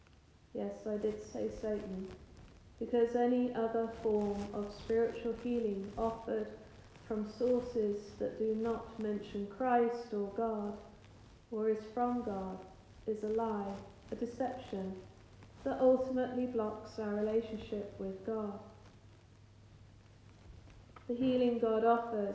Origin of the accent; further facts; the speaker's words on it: England, United Kingdom; I'm quite English